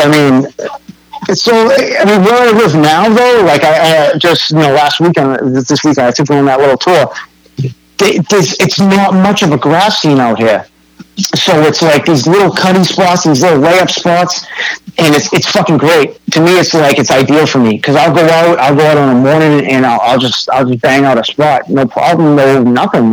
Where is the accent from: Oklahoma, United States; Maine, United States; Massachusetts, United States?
Massachusetts, United States; North Shore; growing up on the North Shore